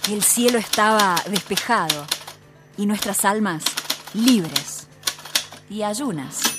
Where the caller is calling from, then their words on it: Río Ceballos, Córdoba, Argentina; Soy de Río Ceballos. Acá ganó Juntos por el Cambio, nada que agregar.